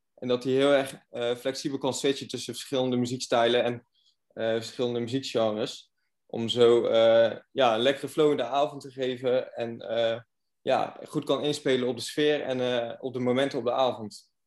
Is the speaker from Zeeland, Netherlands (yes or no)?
yes; Goes, Zeeland, Netherlands; Ik kom zelf uit Goes